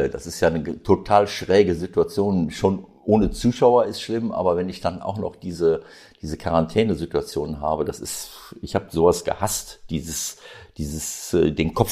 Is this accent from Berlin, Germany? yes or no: no; North Rhine-Westphalia, Germany; weil es eben meine Heimatregion ist, weil Arminia Bielefeld mein erster Club war